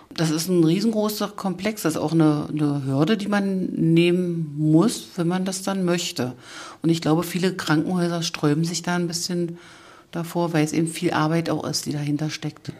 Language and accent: German; Saxony-Anhalt, Germany; Das sagt man so bei uns in Sachsen-Anhalt